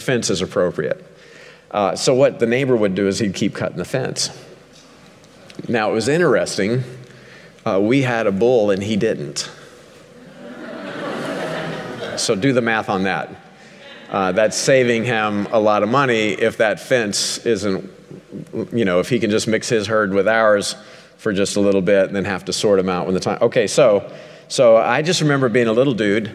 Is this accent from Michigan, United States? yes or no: no; Ozark Mountains, southwest Missouri, United States; I grew up a hillbilly in the Ozark Mountains